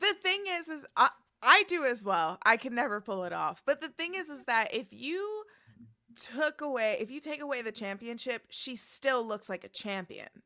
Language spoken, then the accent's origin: English; New York, United States; I grew up in the New York education system